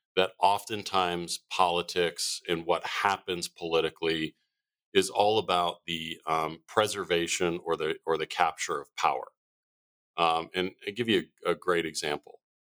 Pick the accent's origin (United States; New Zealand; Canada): United States; Arizona; moved away as an adult; born and raised in Arizona